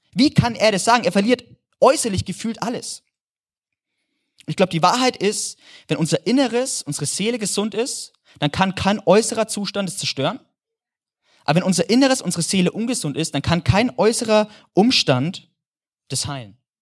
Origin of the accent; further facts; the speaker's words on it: Germany; als Deutscher